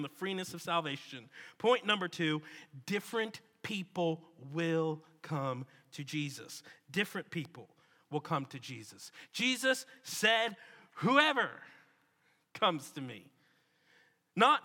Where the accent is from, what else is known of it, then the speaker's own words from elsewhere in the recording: Washington, District of Columbia, United States; moved away as an adult; now in Birmingham, United States; Washington, D.C. It's my hometown, where I was before Birmingham.